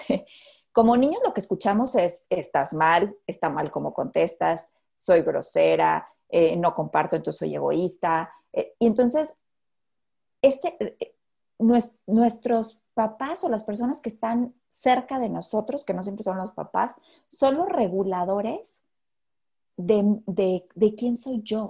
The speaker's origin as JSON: {"language": "Spanish", "country": "Mexico", "said": "como mexicanos"}